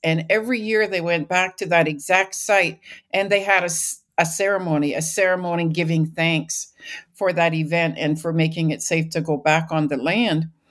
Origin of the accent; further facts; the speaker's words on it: British Columbia, Canada; moved away as an adult; I grew up in British Columbia